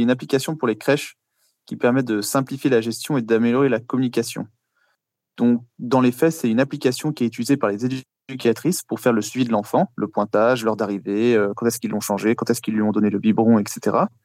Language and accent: French; Paris, Île-de-France, France; moved away as an adult; now in Luxembourg; Je viens de Paris à l'origine